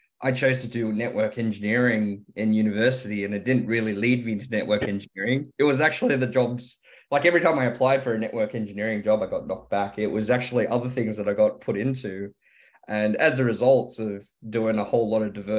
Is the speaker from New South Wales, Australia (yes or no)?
yes; Sydney, New South Wales, Australia; also born or lived in Hong Kong; came here when I was 2 years old, grew up here and grew up in Ermington